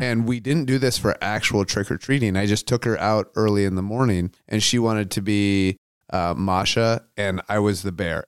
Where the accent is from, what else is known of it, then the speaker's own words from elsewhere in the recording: Aberdeen, Washington, United States; growing up in Aberdeen, Washington